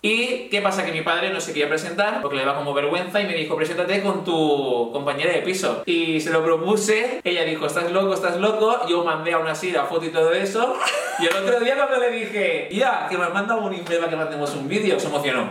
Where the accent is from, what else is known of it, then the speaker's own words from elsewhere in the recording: Valencia, Valencian Community, Spain; de Valencia, tengo 31 años